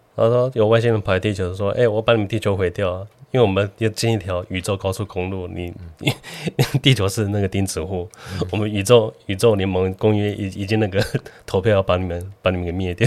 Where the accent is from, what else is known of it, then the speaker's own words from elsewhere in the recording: southern Taiwan, Taiwan; 小时候在南部， 在台中， 台南